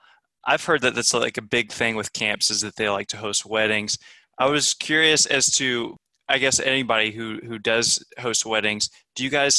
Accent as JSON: {"language": "English", "town": "Bloomington", "region": "Indiana", "country": "United States", "said": "I come from Bloomington, Indiana, and there's a huge homeschool population there."}